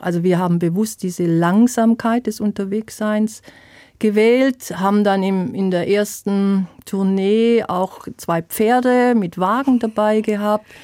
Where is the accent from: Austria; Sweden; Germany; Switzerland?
Germany; Swabia; accent: Swabian; moved away as an adult; also born or lived in Palatinate; now in Herxheim, Germany; Ich bin Schwäbin, ich habe Schwäbisch auch äh, gespielt